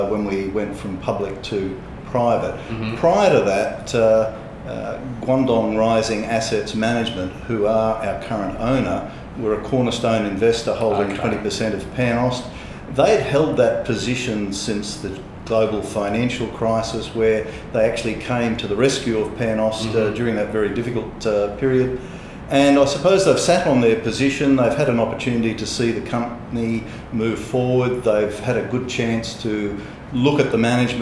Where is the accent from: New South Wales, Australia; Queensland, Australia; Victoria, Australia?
Queensland, Australia; Brisbane; born or raised there; also born or lived in Charleville, Queensland